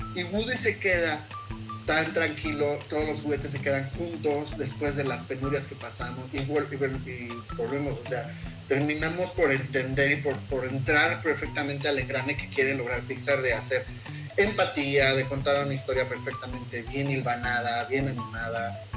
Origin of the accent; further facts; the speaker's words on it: Mexico; nosotros como mexicanos